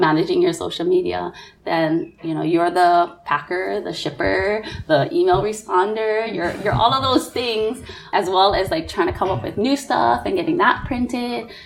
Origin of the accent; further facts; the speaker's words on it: Nanakuli, Hawaii, United States; I'm a Nanakulian, or I'm from Nanakuli, proud and proud through and through